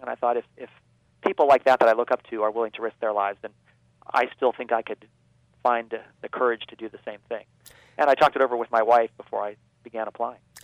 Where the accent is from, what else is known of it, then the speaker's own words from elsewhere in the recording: Baltimore, Maryland, United States; they were building uh, rockets in my hometown as part of the Gemini program